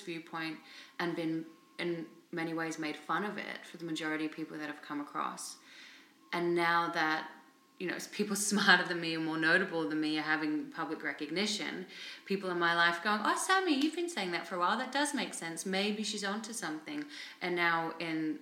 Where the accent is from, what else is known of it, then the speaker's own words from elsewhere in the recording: Australia; also born or lived in England / India / Thailand / Cambodia; now in Vancouver, Canada; I'm Australian, I live in Vancouver